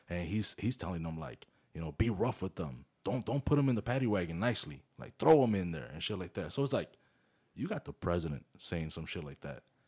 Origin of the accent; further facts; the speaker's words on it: Chicago, Illinois, United States; moved away; we're from Chicago, bro. We're, you know, I was born there, you were born there